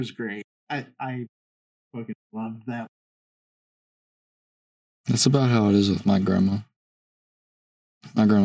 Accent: Chicago, Illinois, United States; also born or lived in West Palm Beach, Florida; and then moved back up here to Illinois. Um, my sister was born up here, um, but then when I was twenty, I moved

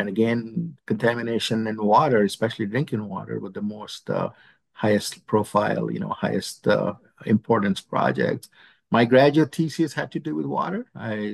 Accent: India; moved away as an adult; now in United States; I grew up in India

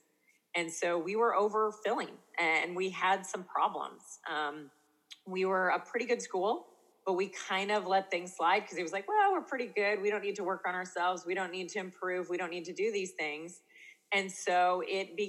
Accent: Eastern Washington, United States; I'm from Eastern Washington. We're kind of near like the Oregon border, kind of down. We're in wine country

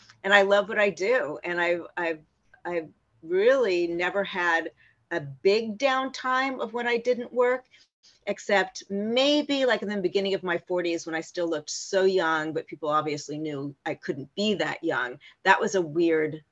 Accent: Palm Springs, California, United States; I grew up in Palm Springs where they all hung out

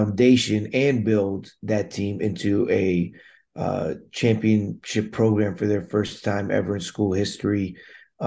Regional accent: Damascus, Maryland, United States; I grew up in Montgomery County, Maryland, Damascus, Maryland, to be exact

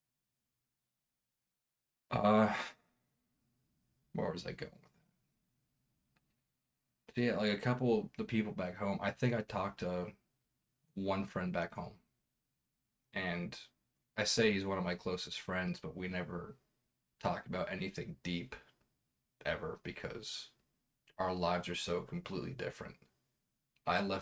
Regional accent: East Coast, United States; moved away as an adult; where I grew up on the East Coast.

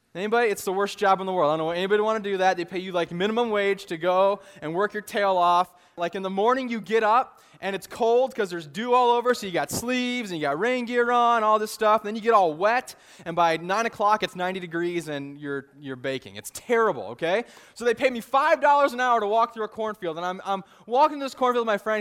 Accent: Illinois, United States; moved away; I grew up in Illinois

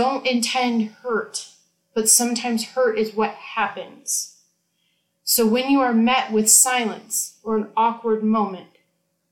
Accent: United States

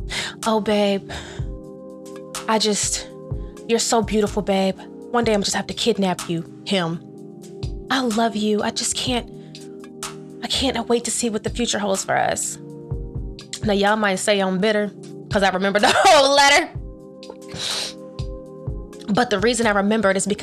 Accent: North Carolina, United States; moved away; I came from North Carolina.

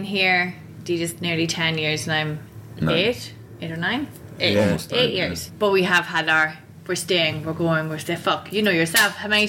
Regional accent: Dundalk, County Louth, Ireland; moved away as an adult; now in Arrowtown, New Zealand

